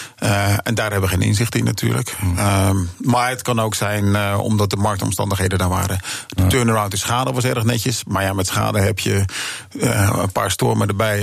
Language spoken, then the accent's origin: Dutch; Netherlands; als Nederlander